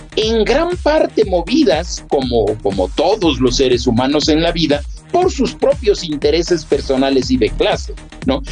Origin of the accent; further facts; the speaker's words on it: Ecuador; todos somos ecuatorianos